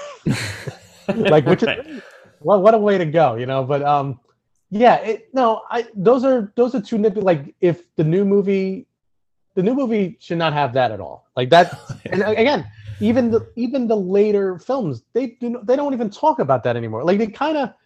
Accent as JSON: {"language": "English", "town": "New York City", "region": "New York", "country": "United States", "tie": "born or raised there", "said": "growing up in Brooklyn"}